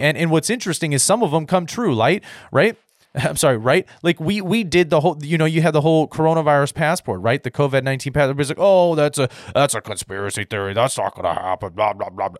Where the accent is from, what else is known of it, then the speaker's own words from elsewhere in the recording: United States; I'm an American